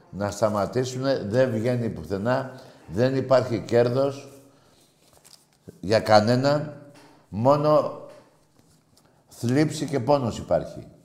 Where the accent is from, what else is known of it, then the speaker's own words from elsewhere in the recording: Greece; ε, είμαστε Έλληνες. Να διαφωνούμε όπως διαφωνούμε εδώ.